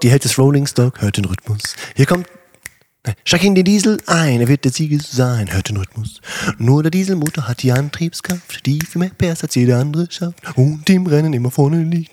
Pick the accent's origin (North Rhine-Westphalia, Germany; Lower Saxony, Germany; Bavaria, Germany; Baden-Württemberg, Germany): North Rhine-Westphalia, Germany; a farm in a village near Herten; regelmäßig mit bei der Berufsfeuerwehr in Herten gewesen und alles halt mitgelernt.